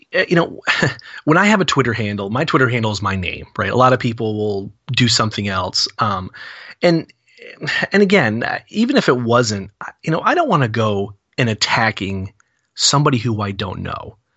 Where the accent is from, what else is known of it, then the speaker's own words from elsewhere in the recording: New England, United States; 'Cause I'm from New England